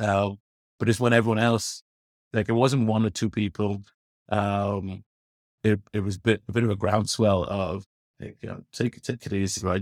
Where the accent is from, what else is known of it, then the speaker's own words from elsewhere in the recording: London, United Kingdom; now in Ireland; I'm a born and bred Londoner, Paul. Um, to northwest London, little, little area of the world is called, uh, Finchley